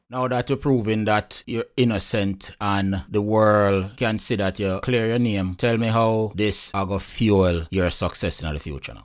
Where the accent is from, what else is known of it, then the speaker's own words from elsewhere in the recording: Jamaica; as a Jamaican and as a Caribbean people